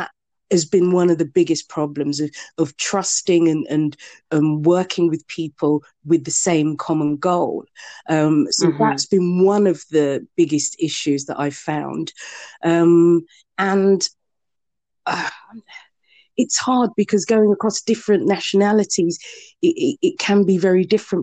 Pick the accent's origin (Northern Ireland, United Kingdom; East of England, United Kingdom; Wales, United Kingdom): East of England, United Kingdom; Bedford; to live and to be born and brought up in Bedford